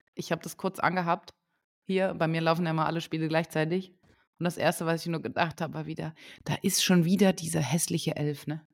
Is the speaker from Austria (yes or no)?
no; Lower Saxony, Germany; now in Saarbrücken, Germany; da, wo ich herkomme, aus Niedersachsen, in der Nähe oder ganz oben